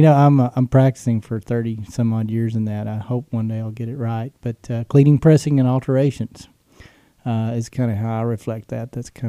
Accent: Texas, United States; But growing up in West Texas, you know, you go to church, you're there probably when the doors are open.

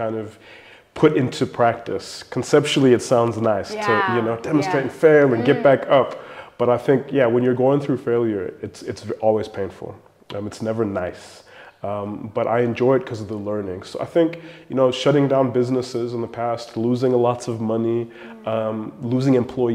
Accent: South Africa; South African entrepreneurs, a lot of us

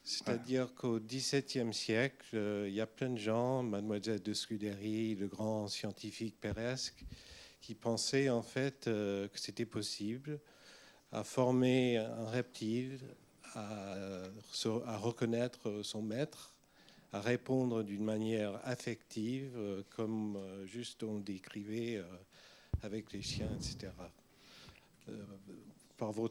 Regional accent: New York, United States; moved away; à New York, c'est ma ville natale

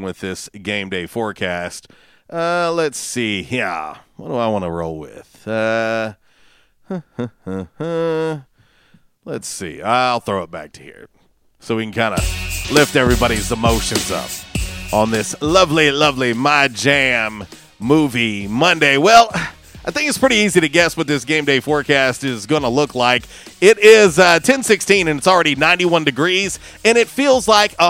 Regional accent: Florida, United States; moved away; I am originally from Florida.

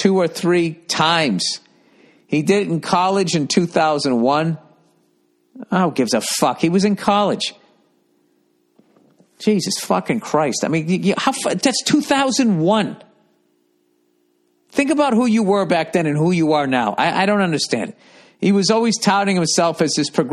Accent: United States; I'm from the United States. I'm American.

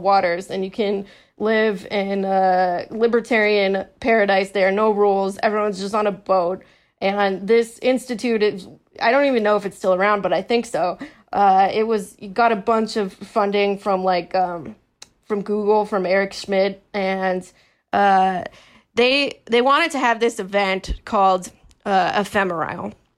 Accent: California, United States; I'm from California

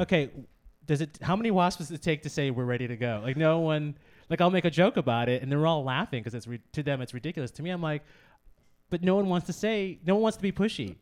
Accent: Wood Dale, Illinois, United States; moved away; my mom and my dad live in, uh, the same house that I grew up in outside of Chicago in Wooddale

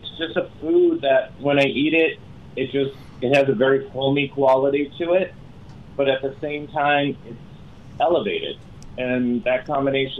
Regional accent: Massachusetts, United States; moved away; also born or lived in Los Angeles; I grew up in Massachusetts

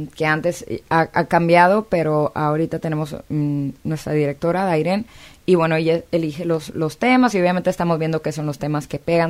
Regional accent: China, Nuevo León, Mexico; also born or lived in South Texas; now in Los Angeles, United States; crecí en, China, Nuevo León, luego nos mudamos al sur de Texas

